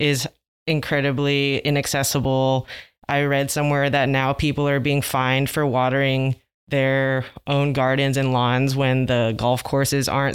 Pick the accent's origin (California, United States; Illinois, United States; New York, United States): California, United States; Los Angeles; I grew up in L A as well